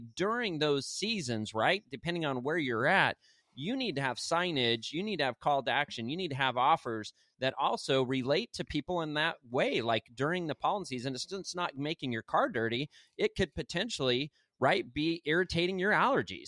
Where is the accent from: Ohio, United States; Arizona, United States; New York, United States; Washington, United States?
Arizona, United States; now in Santa Rosa Beach, United States; I'm from Arizona